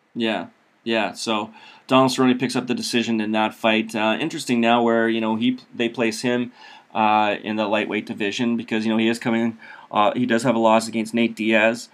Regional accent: Saskatchewan, Canada; I grew up in Saskatchewan

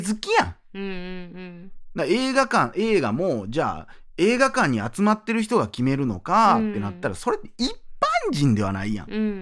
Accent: Kansai, Japan; accent: Kansai dialect; 僕らが関西弁

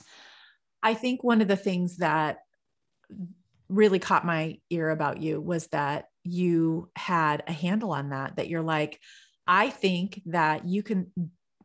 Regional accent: California, United States; I'm from California

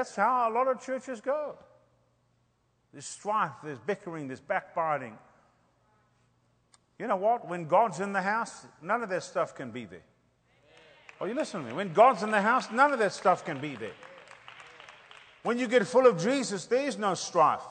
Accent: South Africa; moved away; I'm from Africa. I grew up in apartheid

